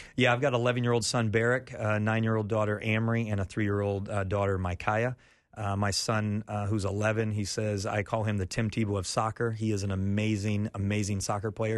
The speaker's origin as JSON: {"language": "English", "region": "Iowa", "country": "United States", "tie": "born or raised there", "also_born_or_lived": "Florida", "moved": "as an adult", "lives_now": "Haiti", "said": "I grew up in Iowa"}